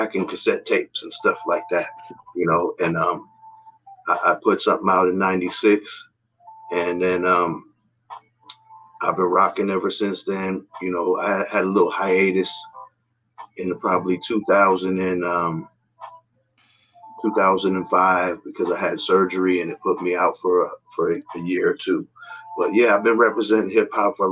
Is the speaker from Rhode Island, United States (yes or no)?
no; San Francisco, California, United States; I'm from San Francisco, California, born and raised, never left.